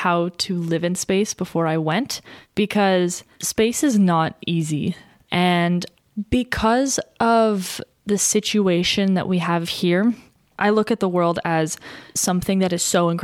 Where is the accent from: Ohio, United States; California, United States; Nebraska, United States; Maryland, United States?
California, United States; Thousand Oaks; I was born in Thousand Oaks